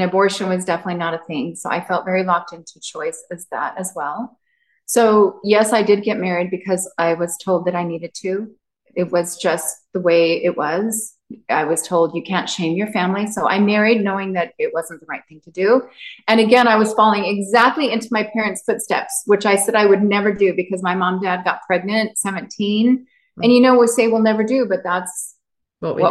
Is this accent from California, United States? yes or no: no; Utah, United States; I grew up in Utah, in the heart of it.